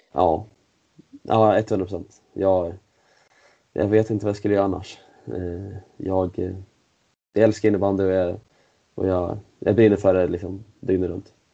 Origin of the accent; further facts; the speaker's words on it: Sweden; also born or lived in Switzerland; som svensk innebandyspelare i, i SSL